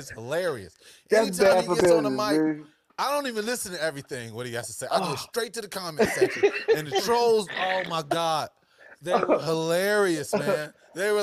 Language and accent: English; Ohio, United States; the terrible state that … referred my home state to in Columbus